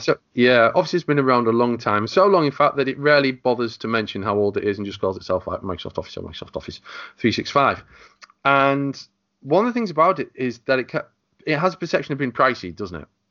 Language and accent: English; England, United Kingdom; I'm the Englishman